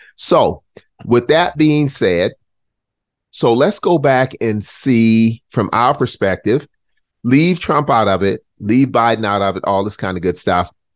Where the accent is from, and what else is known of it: Charleston, South Carolina, United States; born or raised there; now in North Carolina, United States